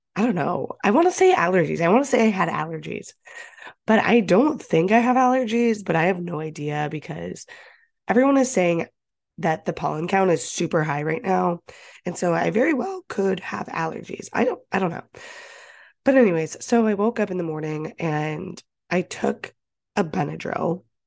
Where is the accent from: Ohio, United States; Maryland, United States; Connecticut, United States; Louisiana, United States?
Ohio, United States; now in Boston, United States; I grew up in Ohio